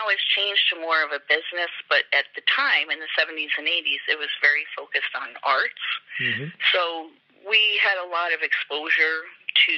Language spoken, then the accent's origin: English; Gardner, United States; I grew up in Gardner, so I went to school in Walk Hill, which is a little hamlet, very rural